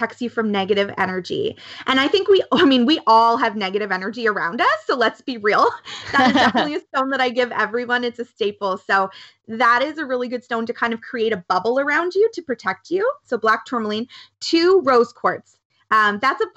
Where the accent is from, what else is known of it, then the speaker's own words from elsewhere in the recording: Canada; I'm so Canadian. Definitely so Canadian